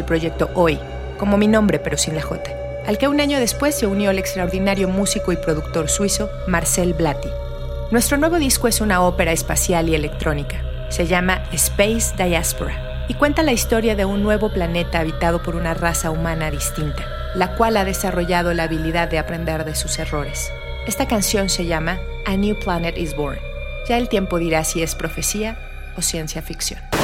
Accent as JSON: {"language": "Spanish", "country": "Ghana", "tie": "born or raised there", "moved": "yes", "lives_now": "Berlin, Germany", "said": "Nací en Ghana"}